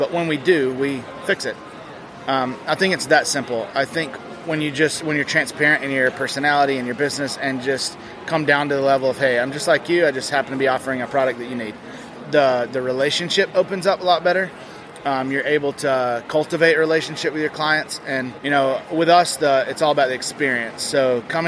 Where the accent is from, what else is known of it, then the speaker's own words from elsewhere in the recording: Alabama, United States; also born or lived in Colorado; now in Arizona, United States; I'm originally from Alabama